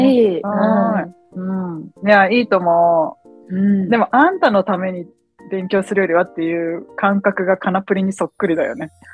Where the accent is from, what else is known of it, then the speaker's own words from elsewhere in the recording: Japan; now in United States; 日本で育ってるから